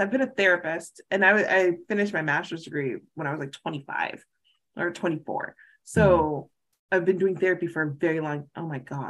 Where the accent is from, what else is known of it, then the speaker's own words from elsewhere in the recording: the South, United States; And I'm a recovering Baptist, so I'm from the South. I used to be in church every Sunday and Wednesday